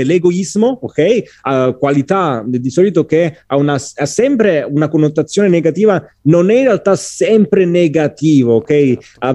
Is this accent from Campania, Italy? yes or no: yes; Agropoli, Campania, Italy; sono del Cilento, della provincia di Salerno, Agropoli e ho ambizioni diplomatiche, ok?